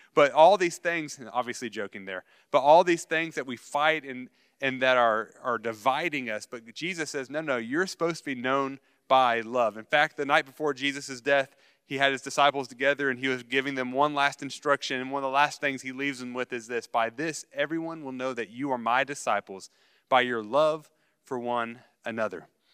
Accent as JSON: {"language": "English", "country": "United States", "said": "as American Christians"}